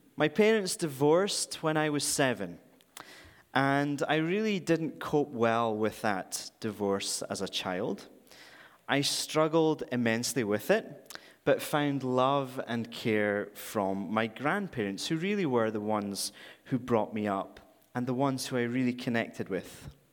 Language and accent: English; Scotland, United Kingdom; moved away as an adult; now in Vancouver, Canada; I'm from, if you haven't already detected, I'm from Scotland